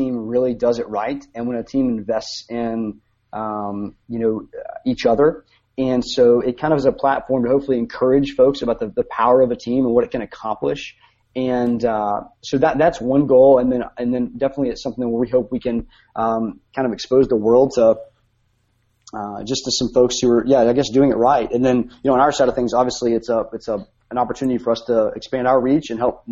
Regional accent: Bluefield, West Virginia, United States; moved away as an adult; also born or lived in Steamboat Springs, Colorado; now in Rome, United States; I grew up in West Virginia

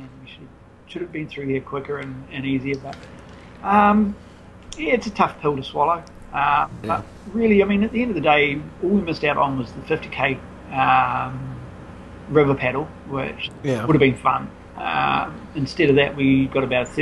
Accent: New Zealand; as a Kiwi

